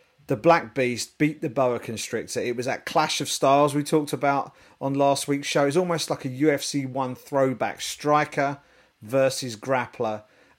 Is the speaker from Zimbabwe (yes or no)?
no; United Kingdom; being British